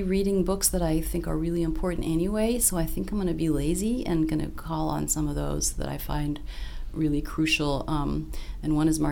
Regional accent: Australia; moved away; I'm Australian originally

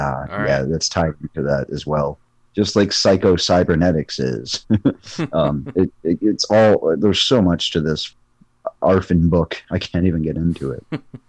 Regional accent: Norwood, Massachusetts, United States; born or raised there

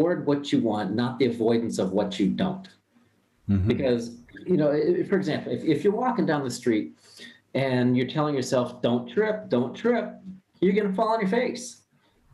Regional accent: Ohio, United States; I'm born and raised in Ohio. I was a normal Midwest guy

